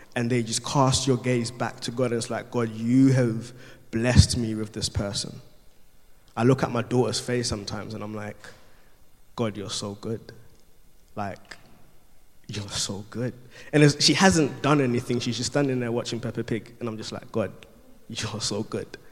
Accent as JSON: {"language": "English", "country": "Ghana", "said": "I'm Ghanaian, there's a Ghanaian culture. From, I'm Ga as Ghanaian, so the tribe that I'm from is Ga"}